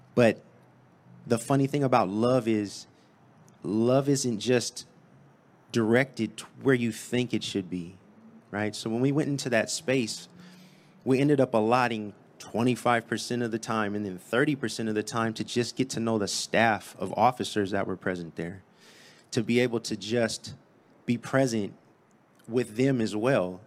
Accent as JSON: {"language": "English", "town": "San Diego", "region": "California", "country": "United States", "tie": "born or raised there", "said": "I'm from Southeast San Diego. It's about eight miles that way. And, uh, grew up there"}